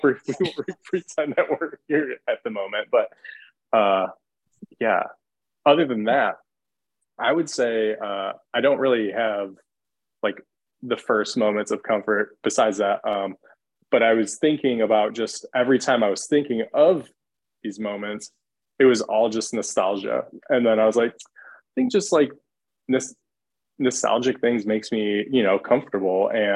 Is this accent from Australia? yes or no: no; Michigan, United States; now in Atlanta, United States; I'm also from Michigan, granted living in Atlanta now